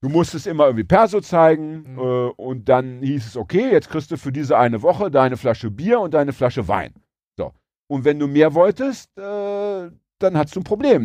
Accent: Braunschweig, Lower Saxony, Germany; ich komme aus Braunschweig

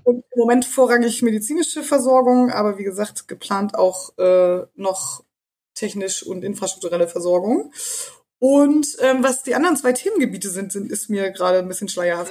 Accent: East Germany, Germany; ich komme aus dem Osten

